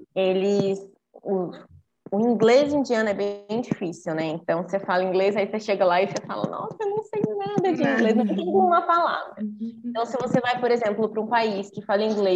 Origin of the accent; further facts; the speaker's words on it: Brazil; sempre tive de tudo aqui no Brasil